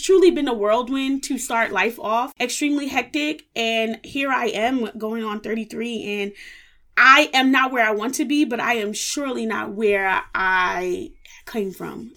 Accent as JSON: {"language": "English", "town": "New York City", "region": "New York", "country": "United States", "tie": "born or raised there", "said": "I was born and raised in the Bronx, New York"}